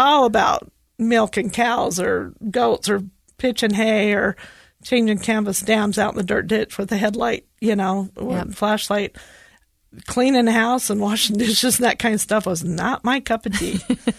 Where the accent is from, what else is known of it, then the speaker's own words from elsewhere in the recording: Hinckley, Utah, United States; So I grew up in Hinckley in Millard County. So it's just west of Delta. You know, most people just say Delta, but I'm proud of Hinckley.